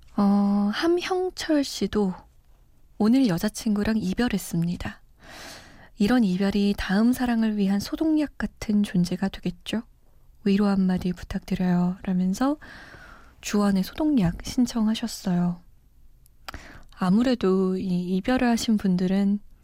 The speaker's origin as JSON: {"language": "Korean", "region": "Seoul", "country": "South Korea", "tie": "born or raised there", "also_born_or_lived": "Iran", "moved": "yes", "said": "저는 사실 서울 토박이거든요. 물론 이란에서 좀 오래 살다 오긴 했지만"}